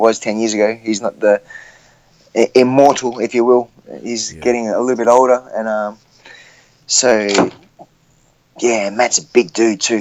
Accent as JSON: {"language": "English", "town": "Gold Coast", "region": "Queensland", "country": "Australia", "tie": "born or raised there", "said": "the Gold Coast, my hometown"}